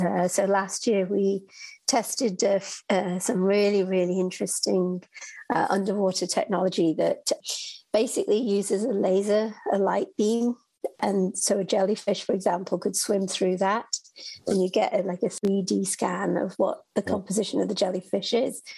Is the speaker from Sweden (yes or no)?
no; United Kingdom; moved away; I'm from the United Kingdom, and so I actually grew up uh, interested in space in astronomy and living in the UK